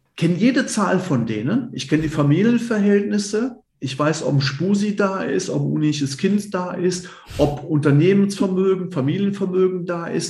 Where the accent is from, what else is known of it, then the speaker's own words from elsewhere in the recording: Cologne, North Rhine-Westphalia, Germany; moved away as an adult; now in Idstein, Germany; ich bin Kölner Junge, ich bin in Köln geboren